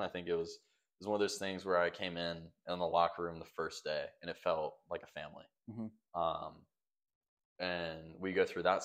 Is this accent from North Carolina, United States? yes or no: yes; Greensboro, North Carolina, United States; I'm from North Carolina, grew up here. I've been here my entire life because I'm 20 minutes from home now. I'm from Greensboro